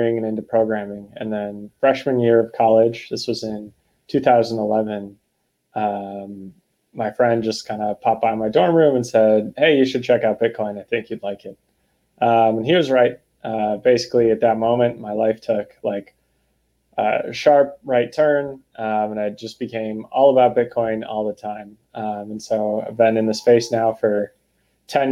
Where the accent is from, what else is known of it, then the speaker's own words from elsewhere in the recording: Boston, Massachusetts, United States; I'm from Boston